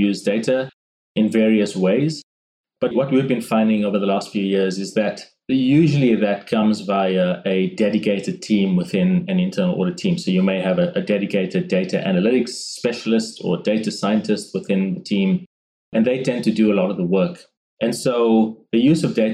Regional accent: South Africa; moved away as an adult; now in Brisbane, Australia; I was born and raised in South Africa. And that's where the slightly nuanced accent comes from.

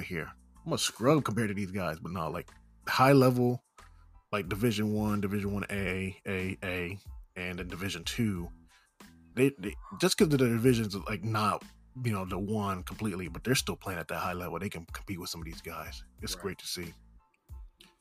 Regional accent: New York, United States; growing up in New York

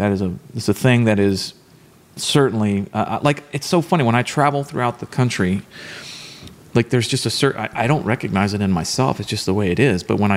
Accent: Texas, United States; born or raised there

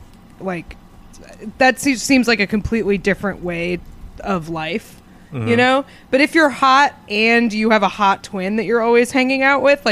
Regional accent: New Hampshire, United States; From my home state of New Hampshire.

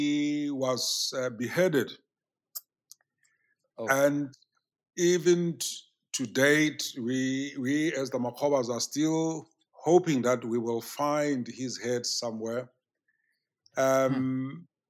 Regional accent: South Africa; my background in rural South Africa.

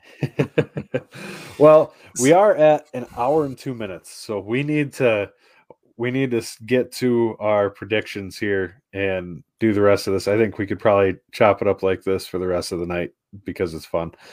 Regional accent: Wisconsin, United States; moved away; I grew up in Wisconsin.

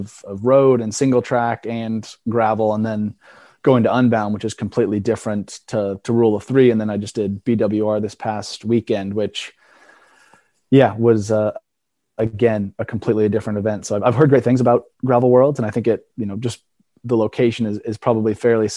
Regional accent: Oregon, United States; now in Vermont, United States; growing up in Oregon

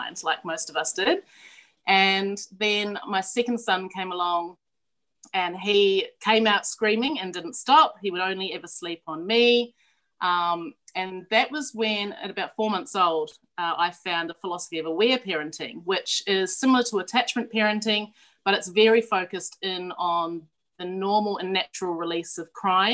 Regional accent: New Zealand; moved away as an adult; now in Australia; I'm originally from New Zealand. I grew up in the high country sheep farm of New Zealand, so I'm like a Kiwi cliche

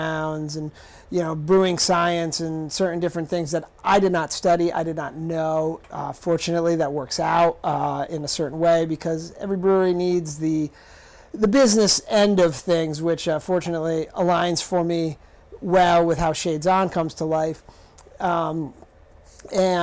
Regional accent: Rhode Island, United States; moved away as an adult; also born or lived in Colorado; I moved back to Rhode Island from Colorado in 2016

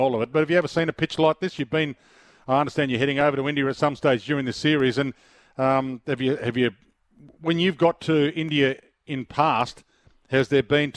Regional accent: Australia; I'm an Australian

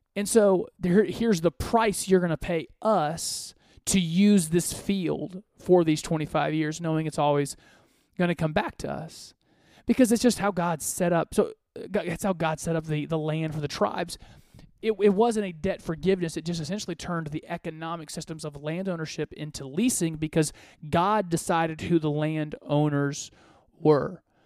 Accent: Côte d’Ivoire; I was born in West Africa. I was born in the Ivory Coast.

